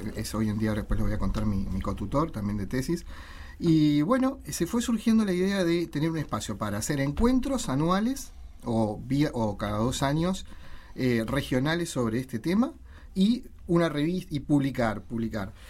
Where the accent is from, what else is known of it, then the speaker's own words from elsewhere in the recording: Uruguay; cómo somos los uruguayos